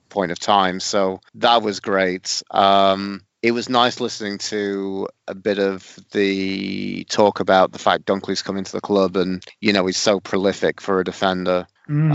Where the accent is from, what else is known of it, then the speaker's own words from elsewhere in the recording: Sheffield, Yorkshire and the Humber, United Kingdom; on the kind of south end of Sheffield where I grew up around Suits